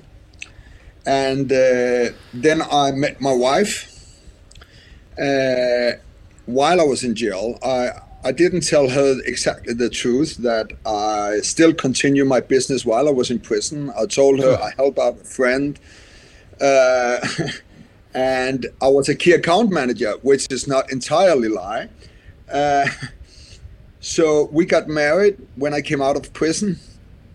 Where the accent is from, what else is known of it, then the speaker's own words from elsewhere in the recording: Denmark; I'm from Denmark